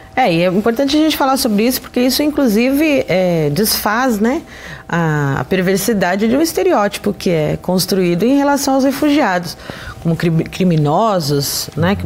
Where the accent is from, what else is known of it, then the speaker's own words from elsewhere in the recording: Brazil; aqui no nosso, pra, no, no nosso país